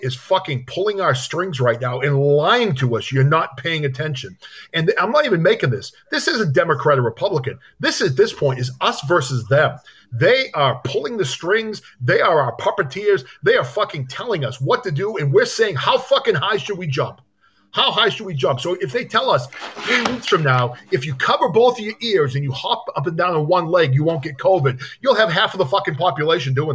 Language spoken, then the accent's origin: English; New Hampshire, United States; now in Massachusetts, United States; I grew up in New Hampshire, the Live Free or Date state